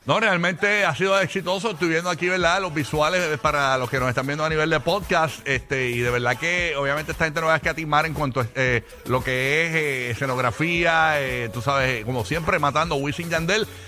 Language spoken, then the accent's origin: Spanish; Puerto Rico; somos y no somos de Estados Unidos